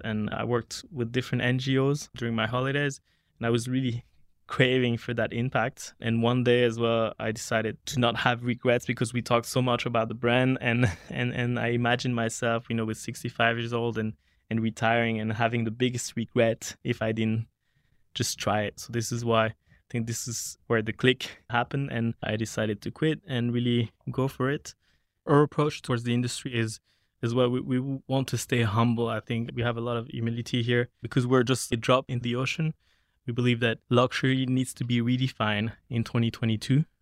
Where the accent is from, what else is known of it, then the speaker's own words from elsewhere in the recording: Geneva, Switzerland; also born or lived in Zurich; I grew up in Switzerland, in Geneva